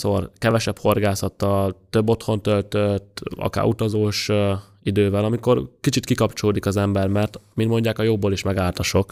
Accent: Budapest, Hungary; Ott nőttem föl, 13. kertben lakom, tőlem a Duna az 600 méterre

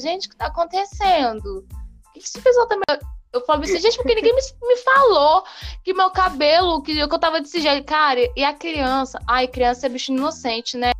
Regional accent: Espírito Santo, Brazil; nunca saí do Espírito

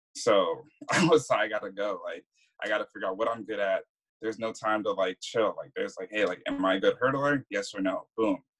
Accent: Maryland, United States; also born or lived in Virgin Islands; Uh, so I was born in the Virgin Islands. Uh, lived there until I was about like nine or ten. Uh, lived in Maryland. Went to Maryland for about most of my life.

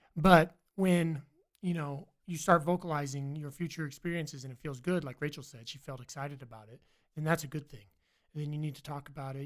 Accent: Virginia, United States; now in Idaho, United States; I'm from Virginia

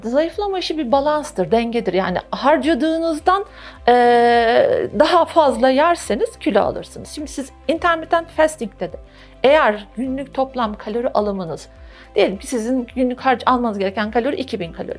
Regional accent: Turkey; Türkler olarak

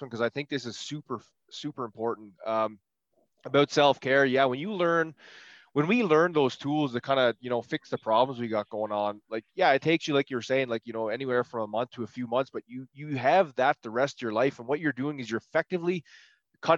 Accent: Prince Edward Island, Canada; I'm from, Prince Edward Island

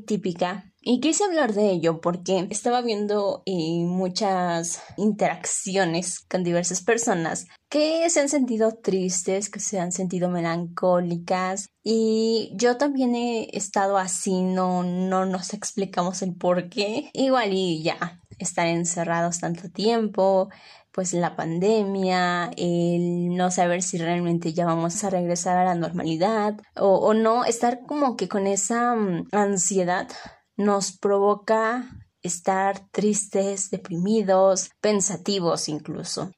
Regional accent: Mexico; aquí en México

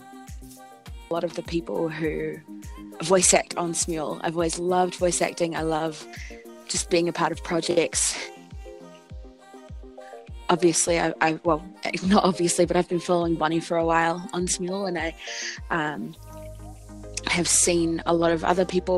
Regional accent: New Zealand; I'm from New Zealand

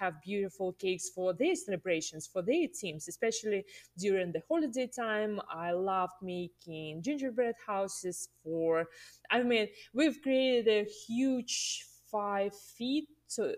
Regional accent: Russia; English is a second language; moved away as an adult; now in United States; I'm originally from Russia, and I moved to the States in 2014

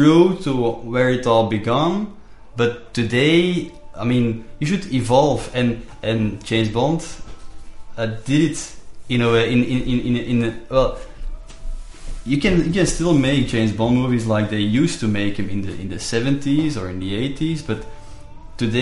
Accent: Belgium; I'm from Belgium.

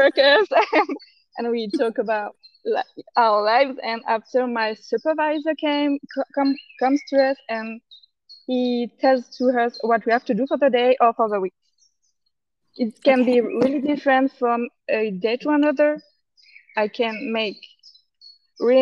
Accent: France; accent: French; English is a second language; my French accent

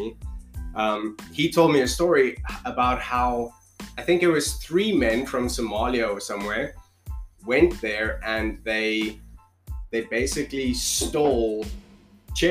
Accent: Krugersdorp, Gauteng, South Africa; moved away as an adult; also born or lived in Edenvale, South Africa; now in Toronto, Canada; I am originally from South Africa, born and raised there.

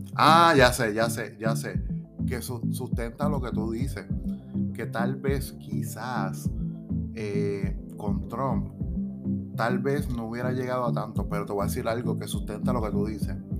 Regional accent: Puerto Rico; aquí en Puerto Rico tenemos un estatus colonial

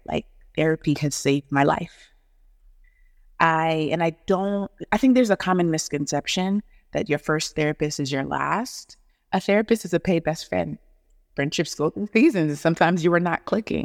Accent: Atlanta, Georgia, United States; born or raised there; also born or lived in Negril, Jamaica / Huntsville, Alabama / Nashville, Tennessee / New York

